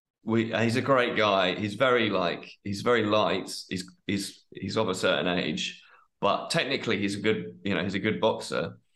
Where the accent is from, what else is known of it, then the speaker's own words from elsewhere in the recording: United Kingdom; for me as a British person, you know, the weather is always something that we're moaning about the whole time.